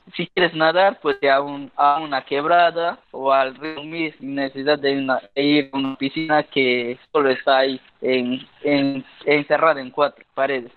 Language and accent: Spanish; near Pucallpa, Peruvian Amazon, Ucayali, Peru; now in Iquitos, Peru; yo soy de Cumana, que está muy cerca de la ciudad de Pucallpa